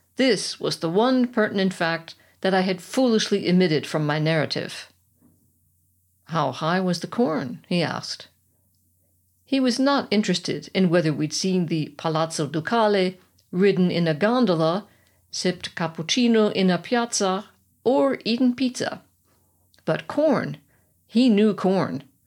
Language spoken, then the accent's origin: English; United States; moved away as an adult; now in Germany; as an American suburbanite, I would be considered a country girl